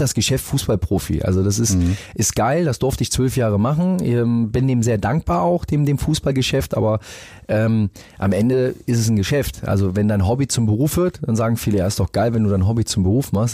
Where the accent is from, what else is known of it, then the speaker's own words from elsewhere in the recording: Rhineland, Germany; now in Hamburg, Germany; als Rheinländer, ich habe es eh von meinen Eltern immer so mit dazu bekommen